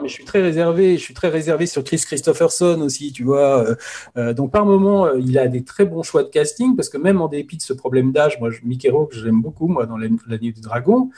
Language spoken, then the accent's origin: French; France; on est, on est français